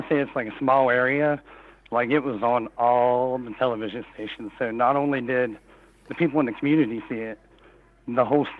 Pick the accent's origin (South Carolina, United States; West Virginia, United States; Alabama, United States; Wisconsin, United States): West Virginia, United States; I am from West Virginia.